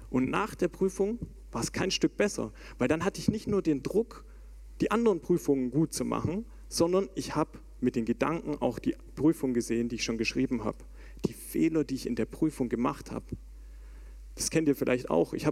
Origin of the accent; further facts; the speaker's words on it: Baden-Württemberg, Germany; Und wie oft habe ich als Schwabe schon gehört, dass ich eigentlich alles perfekt kann, außer Hochdeutsch?